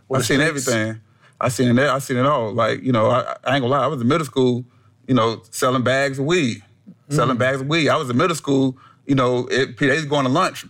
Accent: Columbia, South Carolina, United States; I was born in Columbia, South Carolina

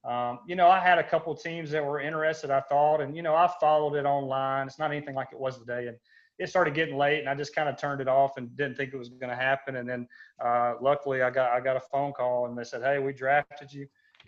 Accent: Douglasville, Georgia, United States; Yeah, I'm from Atlanta, Georgia. I'm from actually Douglasville, Georgia, a little west of Atlanta. Grew up there.

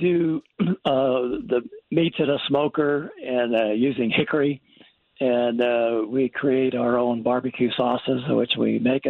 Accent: Missouri, United States

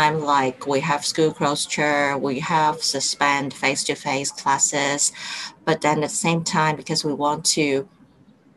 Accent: Hong Kong; I'm from Hong Kong, and I'm a mid-career academic

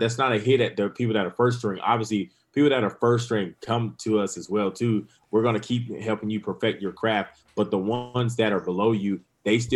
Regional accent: Grand Strand, Horry County, South Carolina, United States; this is my hometown

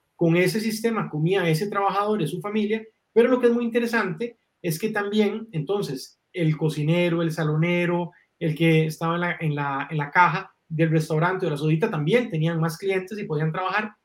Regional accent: Guanacaste, Costa Rica; crecí en una finca en Guanacaste con una infancia muy, muy bonita

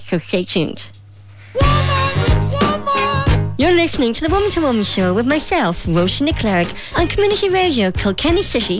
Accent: Derry, Northern Ireland, United Kingdom; moved away; growing up in Derry

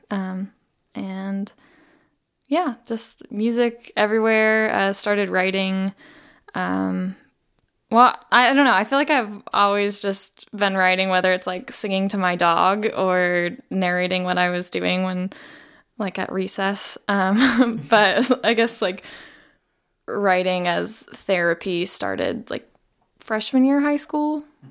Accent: Las Vegas, Nevada, United States; I grew up in Las Vegas.

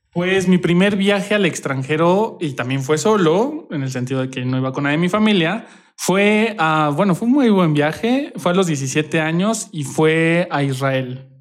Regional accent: Querétaro, Mexico; Sí, yo nací aquí en Querétaro, pero toda mi familia es de diferentes lados. Mi papá es de Torreón y mi mamá es de la Ciudad de México. Y pues mi hermana también nació en la Ciudad de México, pero yo soy queretano.

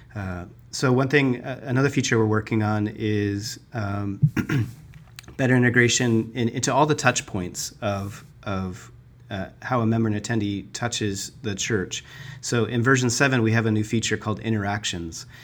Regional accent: Tucson, Arizona, United States; also born or lived in Flagstaff, Arizona; now in Phoenix, United States; I was born and raised in Arizona. I grew up in Tucson

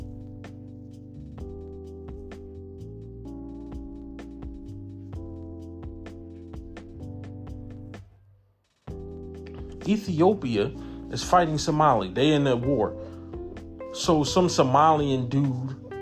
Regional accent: United States; I'm black American.

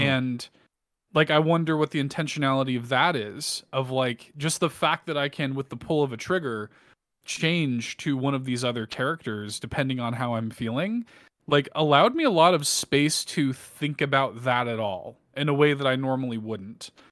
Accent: Midwest, United States; I'm from the Midwest as well

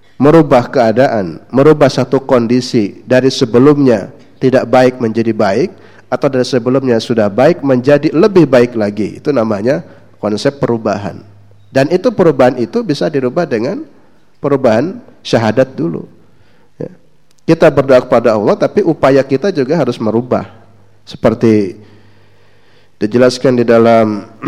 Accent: West Java, Indonesia; Saya kebetulan asli Jawa Barat

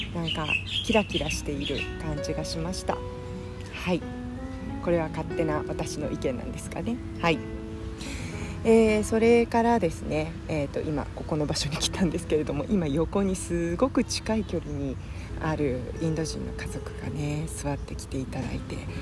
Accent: Kansai, Japan; moved away; 関西人として

